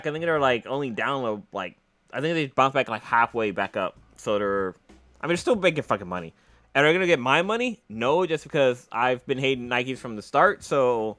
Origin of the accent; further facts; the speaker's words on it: East Palo Alto, California, United States; growing up in East Palo Alto